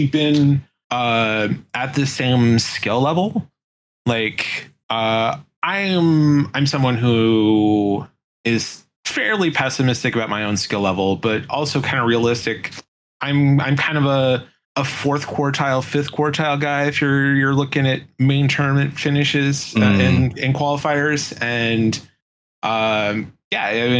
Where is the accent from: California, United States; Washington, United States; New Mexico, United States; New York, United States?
Washington, United States; Seattle; I am from Seattle